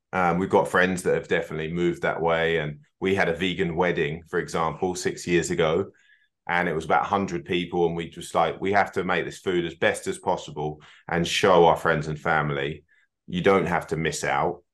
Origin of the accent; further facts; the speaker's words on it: United Kingdom; moved away as an adult; also born or lived in Scotland (half ancestry) / North America / Australia / New Zealand; our sort of roots of both being from, from the Eng-, U K